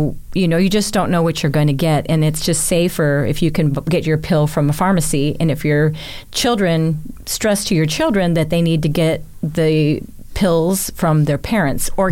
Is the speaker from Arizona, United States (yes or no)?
yes; Sierra Vista, Arizona, United States; now in Tucson, United States; I grew up in Sierra Vista, Arizona, which is south of Tucson.